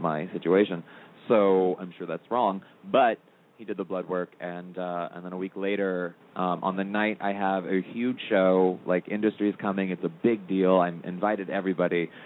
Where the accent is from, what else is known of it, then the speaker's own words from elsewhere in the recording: St. Louis, Missouri, United States; moved away as an adult; also born or lived in Los Angeles; from St. Louis, Missouri, originally